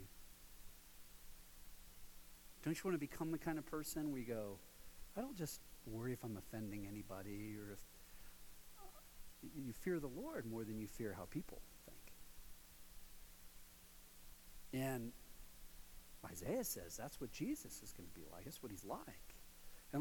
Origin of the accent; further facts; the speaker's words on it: Ohio, United States; now in Colorado, United States; I'm from Ohio.